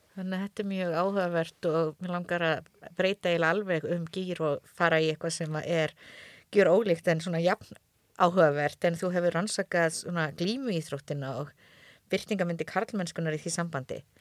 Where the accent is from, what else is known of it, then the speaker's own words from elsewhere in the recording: Höfn, Eastern Region, Iceland; ég er þetta frá Hortnafyrði